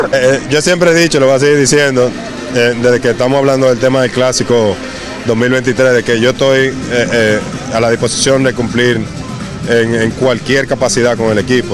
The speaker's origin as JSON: {"language": "Spanish", "country": "Dominican Republic", "said": "uno siendo dominicano"}